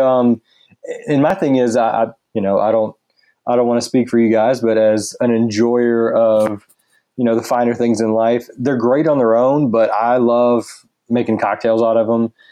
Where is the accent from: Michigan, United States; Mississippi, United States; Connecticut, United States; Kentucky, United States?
Mississippi, United States; now in St. Petersburg, United States; I grew up in Mississippi